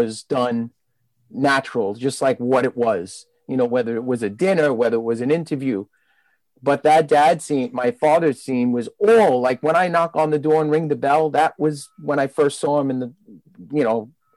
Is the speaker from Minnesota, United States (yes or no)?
no; New York City, New York, United States; I was growing up in Brooklyn, you know, since I was a teenager